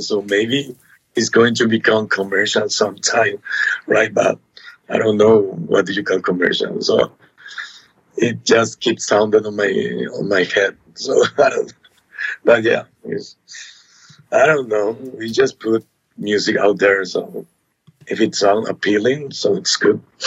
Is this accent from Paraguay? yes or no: yes; Asunción, Paraguay; we are from Asuncion, Paraguay.